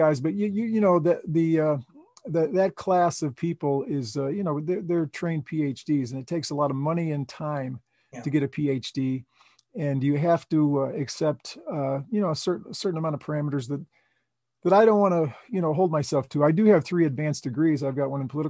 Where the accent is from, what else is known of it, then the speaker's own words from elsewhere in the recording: Chicago, Illinois, United States; moved away; I was from Chicago